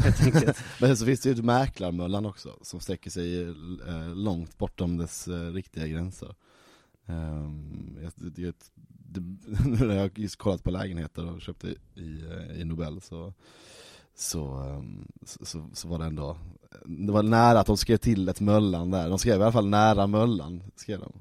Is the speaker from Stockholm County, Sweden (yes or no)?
no; Malmö, Skåne, Sweden; jag är född i Malmö. Står Möllevången i passet.